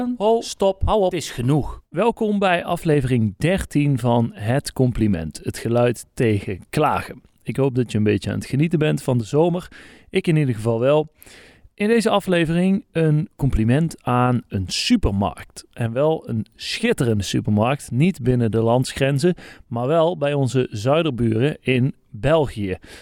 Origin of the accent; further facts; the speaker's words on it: Netherlands; misschien hoort u het aan mijn accent. Ik kom uit Nederland